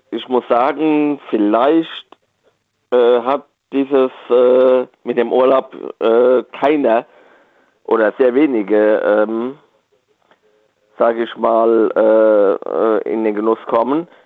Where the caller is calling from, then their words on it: Rhineland-Palatinate, Germany; Ja, ich bin aus dem Westerwald in der Nähe von Bad Marienberg.